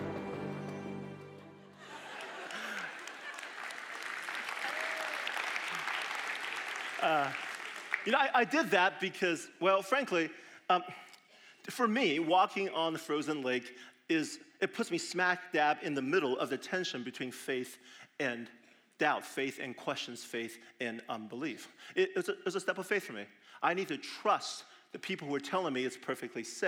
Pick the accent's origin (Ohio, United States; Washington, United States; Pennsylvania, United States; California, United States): California, United States; Southern; now in Madison, United States; I lived in Madison for 23 years, but I grew up in Southern California